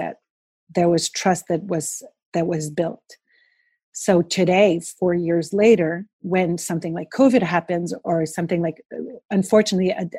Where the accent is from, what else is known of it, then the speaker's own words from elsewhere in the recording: Montreal, Quebec, Canada; I was this girl from Montreal who stepped in the office in Quebec